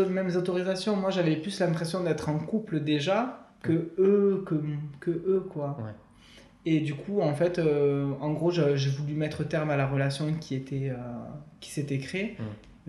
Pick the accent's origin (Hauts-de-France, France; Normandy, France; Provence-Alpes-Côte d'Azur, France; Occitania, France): Occitania, France; Perpignan; now in Toulouse, France; je suis de Toulouse, originaire de Perpignan.